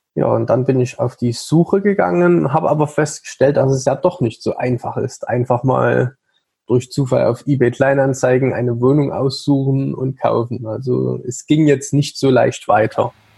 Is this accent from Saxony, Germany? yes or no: yes; Saxony, Germany; also born or lived in Leipzig; ich bin gebürtig aus Sachsen